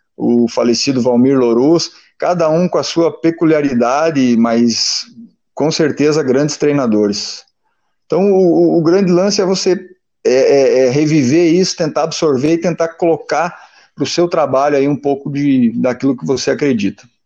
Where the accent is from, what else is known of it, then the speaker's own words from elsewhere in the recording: Machadinho, Rio Grande do Sul, Brazil; Eu nasci em Machadinho, né? Interior do Rio Grande do Sul